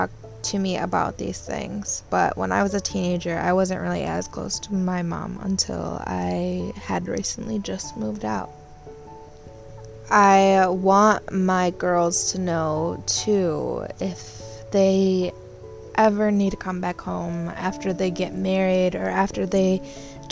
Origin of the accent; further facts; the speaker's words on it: Michigan, United States; I grew up here in Michigan